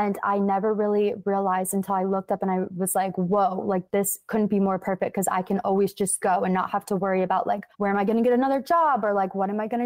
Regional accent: Rochester Hills, Michigan, United States; moved away as an adult; also born or lived in Murfreesboro, Tennessee; I am originally from Michigan, It's called Rochester Hills. It's right outside of Detroit. And I lived there my whole life

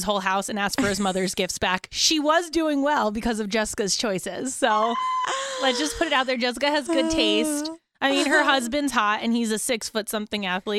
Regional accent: New Jersey, United States; I'm just from like northern up there. And they're like, oh, Jersey.

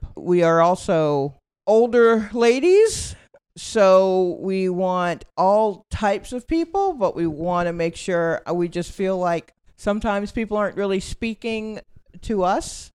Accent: Atlanta, Georgia, United States; moved away as an adult; also born or lived in Brooklyn, New York; now in New York, United States; I was born in Brooklyn, and my family moved to Atlanta when I was, like, eight or nine. Uh, and so I, I've been there ever since

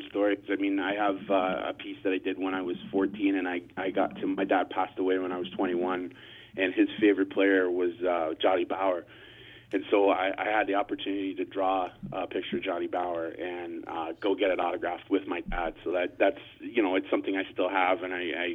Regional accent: Barrie, Ontario, Canada; the Barrie Colts, which is my hometown here.

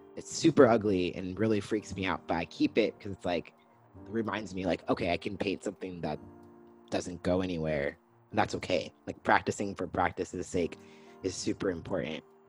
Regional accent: Lompoc, California, United States; moved away as an adult; now in Portland, United States; I was born and raised in Santa Barbara, Lompoc, California, um, and I relocated here to Portland, Oregon in 2017

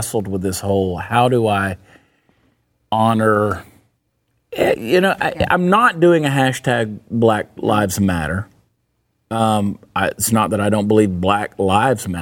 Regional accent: Augusta, Georgia, United States; Growing up in Augusta, Georgia, we had East Boundary, and we had Tobacco Road

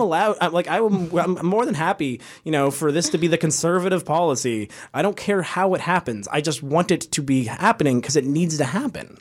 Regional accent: Canada; I'm from Canada

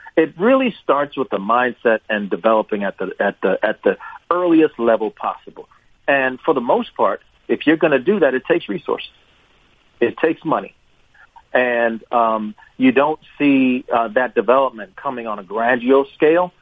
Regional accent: Jamaica; moved away; also born or lived in Wolverhampton, England; I was born in England, Wolverhampton, England, uh, to Jamaican parents

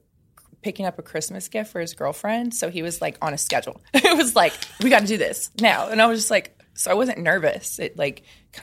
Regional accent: Indiana, United States; now in Los Angeles, United States

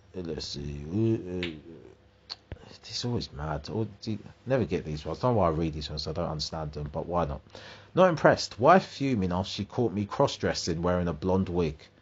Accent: United Kingdom; I'm British

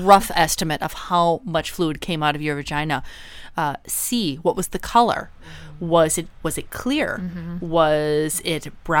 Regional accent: California, United States; Yeah, I'm from Southern California. We call it taco.

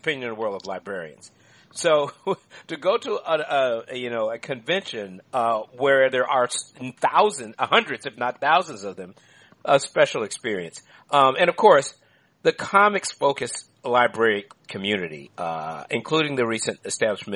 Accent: Washington, District of Columbia, United States; moved away; I'm from Washington, D.C. I grew up in that area down there is the old downtown of D.C. along 7th Street

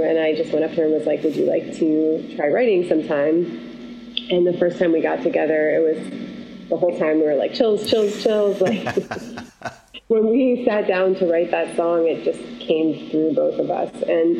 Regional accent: Syracuse, New York, United States; I'm from Syracuse, New York, and it's actually pretty similar to Wisconsin.

